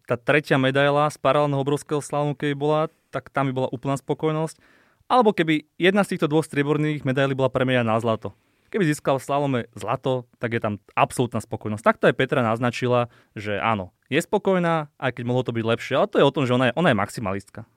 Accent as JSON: {"language": "Slovak", "country": "Slovakia", "said": "to sme my Slováci"}